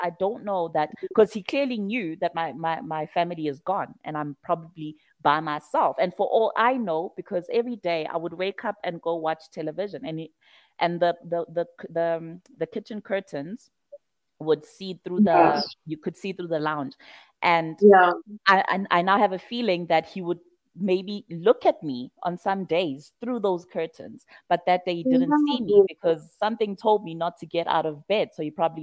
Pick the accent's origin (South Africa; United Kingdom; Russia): South Africa; Pietermaritzburg, KwaZulu-Natal; moved away; my hometown, Pietermaritzburg